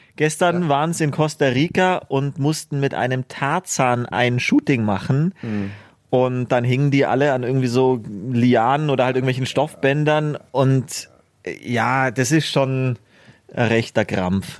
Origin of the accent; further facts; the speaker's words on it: Germany; bei uns in Deutschland